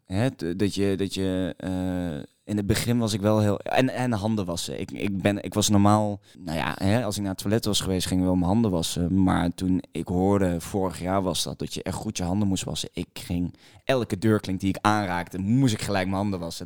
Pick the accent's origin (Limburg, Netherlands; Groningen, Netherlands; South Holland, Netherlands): Limburg, Netherlands; Maastricht; now in Amsterdam, Netherlands; ik kom uit Maastricht